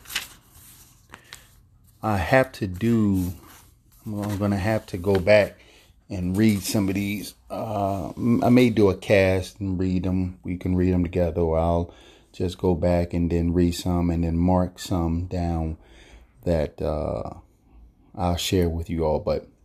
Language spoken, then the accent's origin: English; Philadelphia, Pennsylvania, United States; growing up in North Philadelphia in the projects